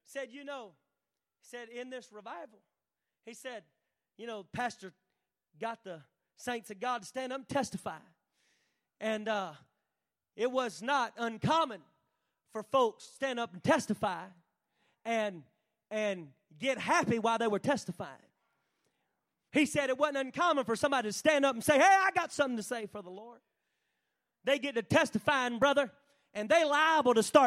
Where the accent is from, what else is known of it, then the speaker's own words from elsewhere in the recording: North Carolina, United States; moved away; I was from North Carolina. They call that the Bible Belt